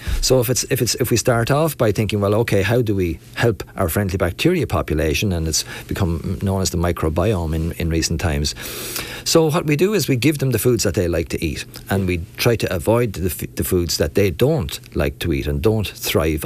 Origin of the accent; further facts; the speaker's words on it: Ballymurn, Leinster, Ireland; I'm from Ballymurn, outside of Enniscorthy